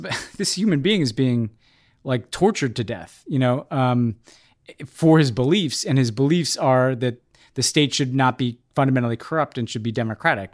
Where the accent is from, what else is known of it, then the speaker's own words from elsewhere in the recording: New York, United States; as a New Yorker